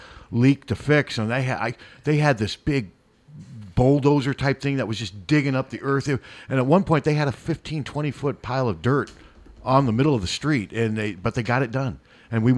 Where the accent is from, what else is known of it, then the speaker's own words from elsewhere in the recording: Central Iowa, United States; I grew up in Central Iowa